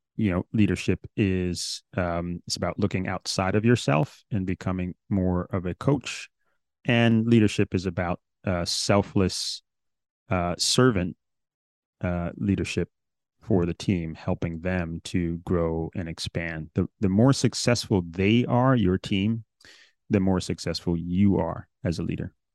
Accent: New York City, New York, United States; growing up in New York City

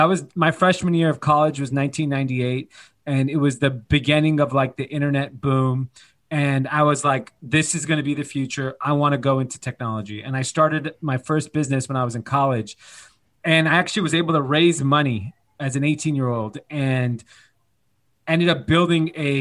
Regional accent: Los Angeles, California, United States; I grew up in Granada Hills. It's not like I grew up in like minute, you know, like the middle of the country. I'm born in the valley

